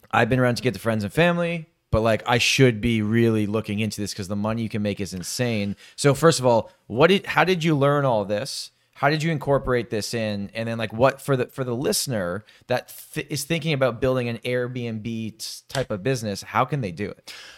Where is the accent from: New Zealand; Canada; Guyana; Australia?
Canada; Toronto, Ontario; I'm born and raised in Toronto